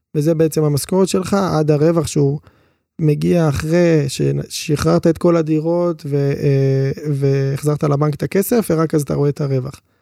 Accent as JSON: {"language": "Hebrew", "town": "Ashdod", "region": "Southern District", "country": "Israel", "tie": "born or raised there", "said": "אנחנו גדלנו באשדוד"}